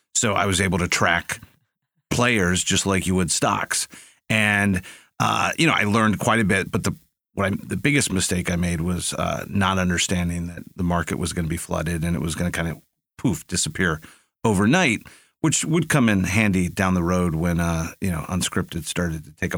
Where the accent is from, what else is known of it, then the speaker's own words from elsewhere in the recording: San Antonio, Texas, United States; also born or lived in Phoenix / Maryland / Ohio; I was born in Phoenix. I lived in, just lived there for a few years. And then I lived, my dad worked at the Pentagon for a little bit. So we lived in Maryland and in Ohio. But most of my life was spent in San Antonio.